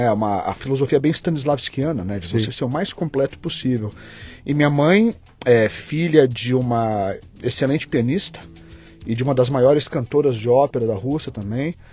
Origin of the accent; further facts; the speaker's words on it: Porto Alegre, Rio Grande do Sul, Brazil; born there; also born or lived in abroad; eu cresci é, é, metade no Brasil, metade fora do Brasil. Minha vida foi meio a meio